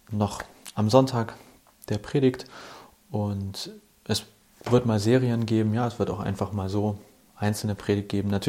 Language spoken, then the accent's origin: German; Hamburg, Germany; Kurz zu mir, ich bin ein Hamburger Jung, bin in Hamburg aufgewachsen